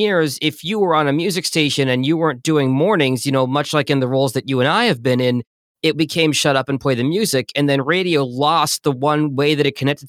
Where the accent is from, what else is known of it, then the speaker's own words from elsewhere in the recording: Boston, Massachusetts, United States; moved away as an adult; now in Detroit, United States; because I was an East Coast guy, I grew up in Boston